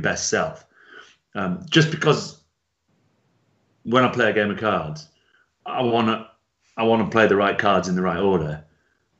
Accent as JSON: {"language": "English", "area": "Lancashire", "region": "North West England", "country": "United Kingdom", "tie": "born or raised there", "also_born_or_lived": "Italy", "said": "I grew up in Italy for the first 5 years. So I was just brought up in a little Lancastrian village"}